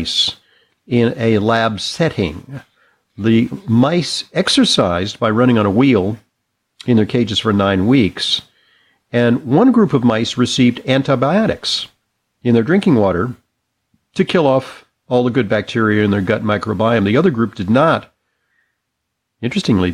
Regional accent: California, United States; growing up in California

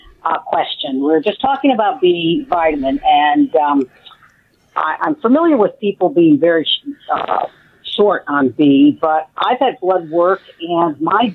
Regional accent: Connecticut, United States; moved away as an adult; now in Michigan, United States; I'm originally from Connecticut, so I just moved here

